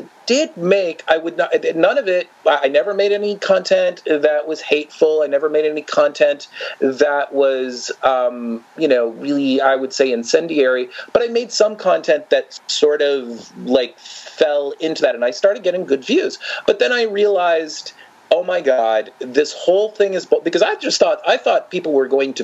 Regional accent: New York, United States; now in Florida, United States; I came from New York, came from a very open-minded

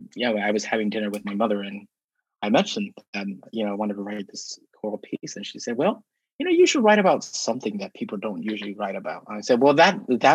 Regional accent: Southern California, United States; moved away; I'm from Southern California

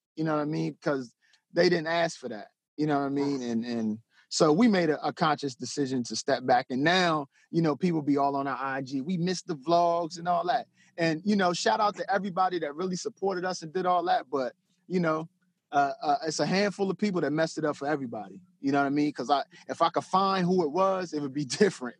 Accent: Denton, Maryland, United States; I'm from Denton, Maryland

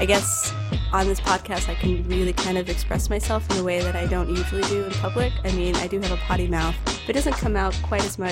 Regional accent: Dallas, Texas, United States; also born or lived in Cyprus; I'm from Dallas, Texas. I was born here, but I'm Greek. I'm from Cyprus, but I live here now

